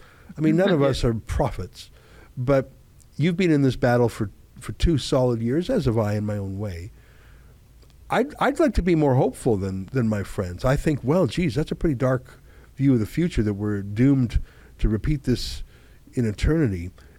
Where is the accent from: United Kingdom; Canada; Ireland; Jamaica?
Canada; I mean, we're Canadian, we're loyal.